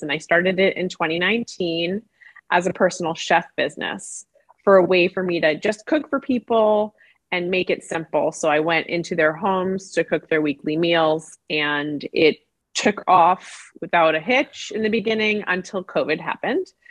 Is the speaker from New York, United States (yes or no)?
yes; New York City, New York, United States; I grew up in Brooklyn, New York